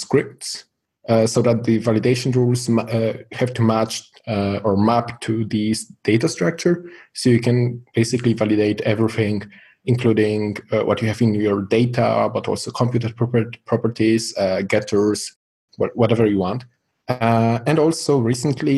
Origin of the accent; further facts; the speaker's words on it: Poland; I'm from Poland